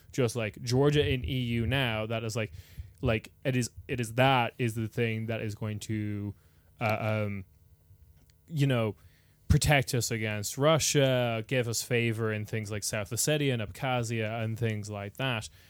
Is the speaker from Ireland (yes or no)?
yes; Ireland; moved away as an adult; also born or lived in United Kingdom / Germany; I moved from Ireland to the U K or, like, to Germany